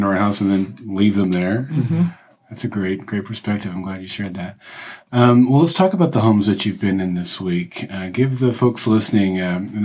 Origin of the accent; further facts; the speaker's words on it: Oklahoma, United States; Yeah, I'm from Oklahoma